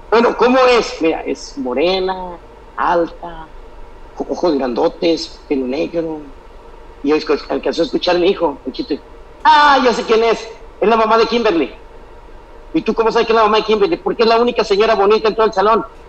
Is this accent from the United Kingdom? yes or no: no; Sinaloa, Mexico; moved away; also born or lived in Michoacán; Nací en Sinaloa, pero me criaron con todas las raíces y costumbres de la gente de Michoacán.